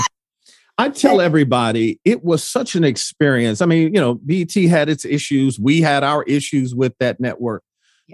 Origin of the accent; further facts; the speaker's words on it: Detroit, Michigan, United States; when I grew up in Detroit